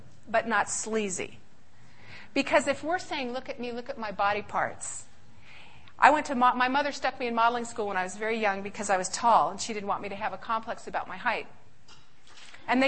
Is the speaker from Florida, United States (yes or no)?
no; Riverside, California, United States; moved away as an adult; also born or lived in San Francisco, California; now in Michigan, United States; I was born in California, San Francisco, raised in Riverside